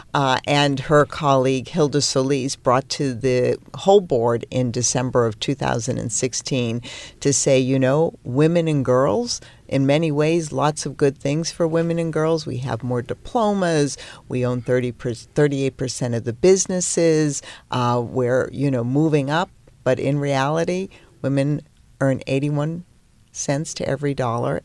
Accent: Peabody, Massachusetts, United States; moved away; I grew up in a town in Massachusetts called Peabody.

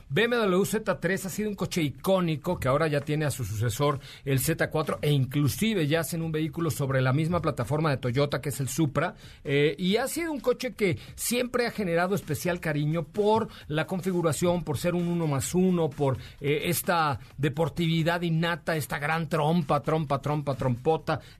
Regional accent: Mexico City, Mexico; born there; nací ahí en la calle de Liverpool, en la colonia Roma

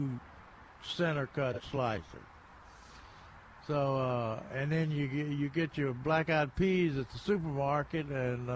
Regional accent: near Brownsville, Tennessee, United States; moved away; ham from Tennessee, it's what I grew up on.

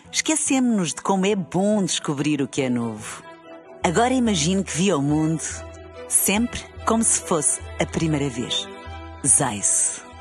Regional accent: Portugal; eu, como portuguesa, também estou entusiasmada.

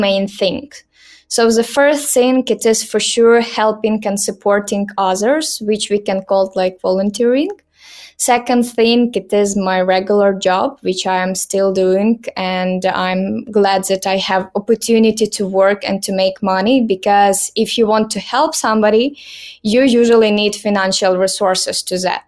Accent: small city near Lviv, Western Ukraine, Lviv Oblast, Ukraine; English is a second language; now in Lviv, Ukraine; I am Ukrainian. I was born and raised in Western Ukraine in a small city located near Lviv, which is in Lviv region.

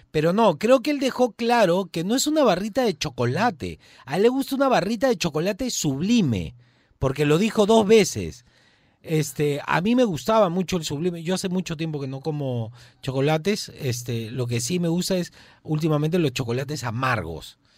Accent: Peru; El arroz, el buen arroz como buen peruano y la papa frita.

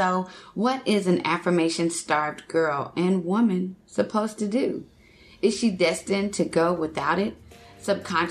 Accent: Texas, United States; moved away; I'm originally from Texas

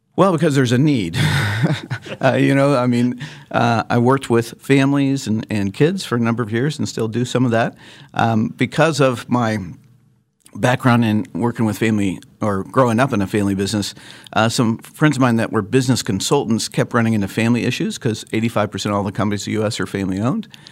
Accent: Lawrence, Kansas, United States; moved away as an adult; also born or lived in Chicago / Phoenix / Atlanta; now in Wichita, United States; I grew up in Lawrence, uh, and, uh, am a Jayhawk fan

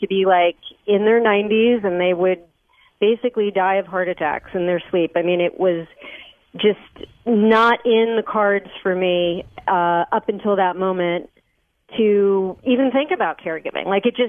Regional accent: East Coast, United States; moved away as an adult; also born or lived in Los Angeles; I was living in Los Angeles, and my family, I'm from the East Coast

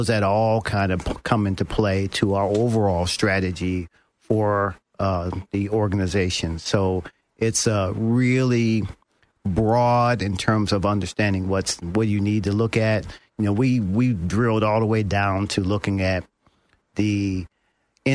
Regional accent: Indianapolis, Indiana, United States; moved away as an adult; now in Orlando, United States; originally from Indianapolis, Indiana

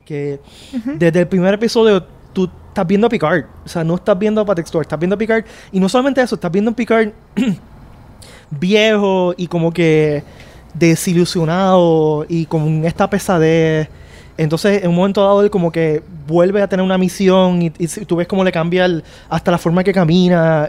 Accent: Puerto Rico; los puertorriqueños

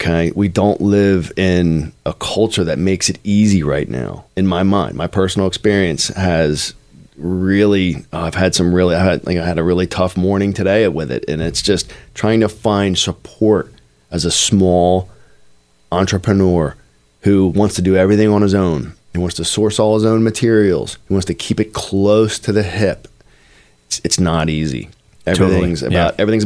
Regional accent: Norristown, Pennsylvania, United States; I was born in Norristown, PA

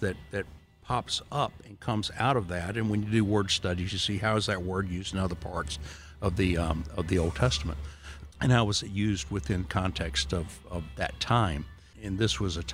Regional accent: Wilmington, North Carolina, United States; also born or lived in Middle Sound; we moved from Middle Sound, this idyllic place, and then we moved to a place called Klein Road in Wilmington, which was in town

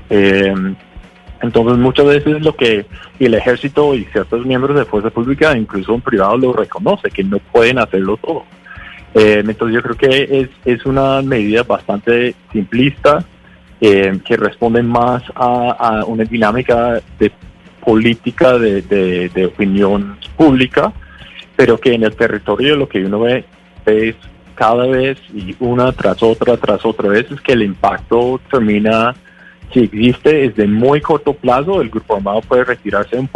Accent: Connecticut, United States; Spanish is a second language; moved away as an adult; now in Colombia; Yo soy de, de Connecticut, en Estados Unidos.

